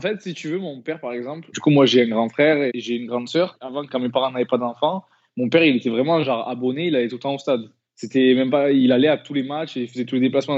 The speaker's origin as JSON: {"language": "French", "town": "Marseille", "region": "Provence-Alpes-Côte d'Azur", "country": "France", "tie": "born or raised there", "also_born_or_lived": "Les Pennes-Mirabeau", "said": "je suis né à Marseille, mais mes parents habitaient au Pen Mirabeau, c'est une petite commune à côté de Marseille"}